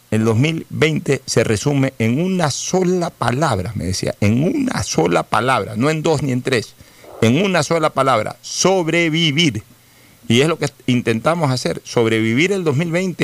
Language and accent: Spanish; Ecuador; nosotros los ecuatorianos